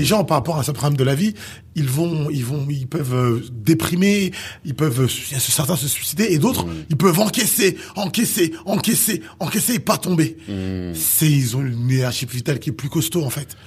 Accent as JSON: {"language": "French", "country": "Haiti", "said": "intrinsèquement, je suis haïtien"}